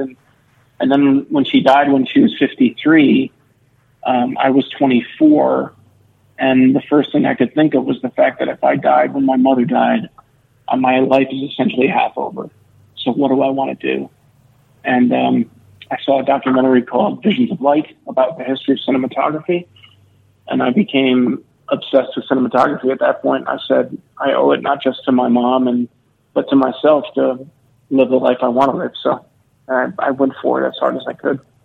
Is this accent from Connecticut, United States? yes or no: yes; Milford, Connecticut, United States; we grew up in a small uh, middle class town in Connecticut, uh, right along the shore called Milford